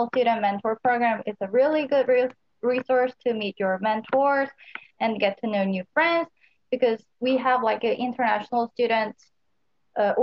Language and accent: English; Seoul, South Korea; moved away as an adult; now in Oregon, United States; I'm actually from Seoul, which is South Korea's capital city